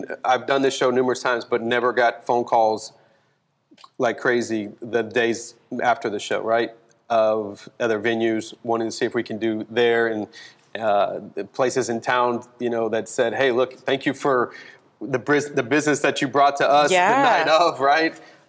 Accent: California, United States; born there; also born or lived in Fort Walton Beach, Florida / Destin, Florida; my dad was I was a military brat. We traveled a lot, but I was born in California. Then we moved to Fort Walton, Destin area, and dancing was not on the radar.

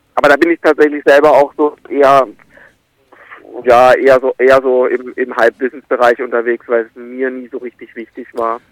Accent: Karlsruhe area, Baden-Württemberg, Germany; ich bin im, im Umland irgendwie aufgewachsen, ich bin mit acht da zum ersten Mal hin

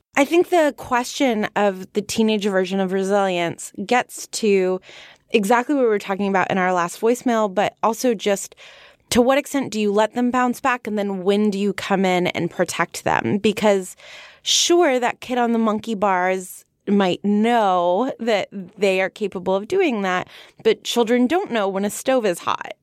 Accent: United States; I'm from America

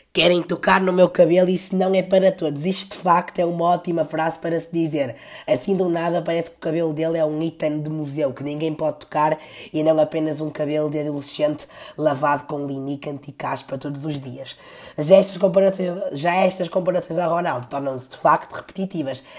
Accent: Porto, Norte, Portugal; eu também nasci no Porto, no Hospital do Terço, e não digo Bila

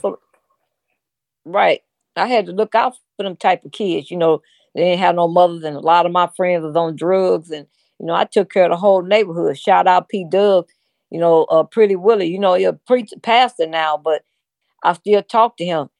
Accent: St. Louis, Missouri, United States; we from Saint Louis. I'm from the Show Me State

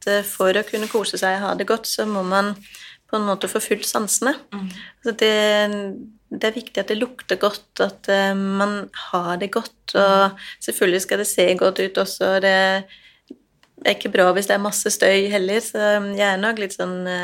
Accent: Denmark; jo, jeg er dansk, og så er jeg ja, jeg er gründer.

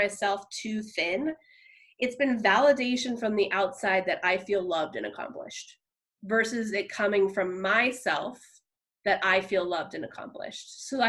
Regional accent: New Jersey, United States; moved away as an adult; I grew up in New Jersey. And so I moved out here about 8 years ago in July for a new job and a new experience

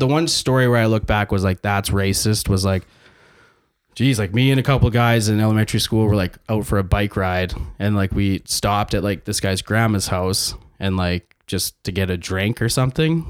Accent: Saskatchewan, Canada; I was born here.

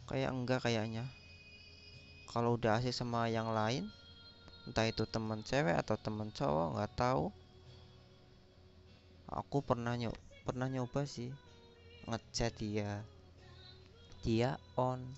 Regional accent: Kebumen, Central Java, Indonesia; Aku dari Kebumen, Jawa Tengah. Khususnya Indonesia dong.

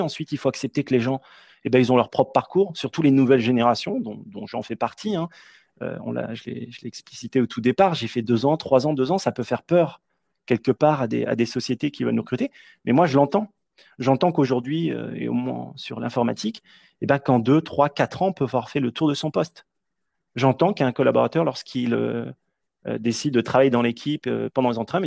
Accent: Nièvre, Burgundy, Bourgogne-Franche-Comté, France; moved away as an adult; also born or lived in Washington, D.C., United States; Je suis originaire de la Nièvre. C'est un tout petit département de la Bourgogne

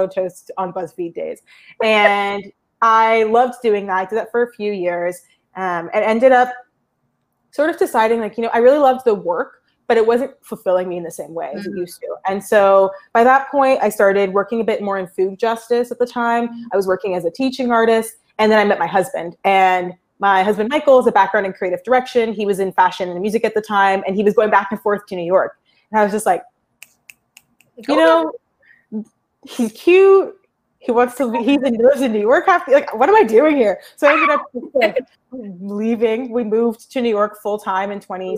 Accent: Toronto, Ontario, Canada; I'm originally from Toronto, Canada

